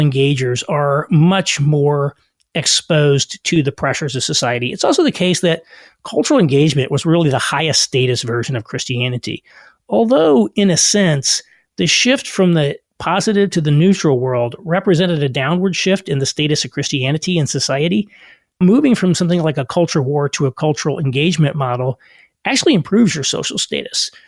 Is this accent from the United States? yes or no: yes; rural Southern Indiana, United States; moved away; also born or lived in New York / Chicago; I also grew up in rural Southern Indiana